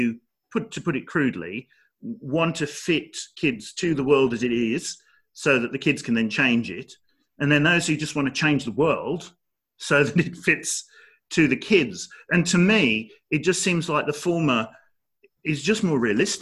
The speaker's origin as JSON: {"language": "English", "town": "Dudley", "region": "West Midlands", "country": "United Kingdom", "tie": "born or raised there", "said": "I was born in Dudley, which is not very far away."}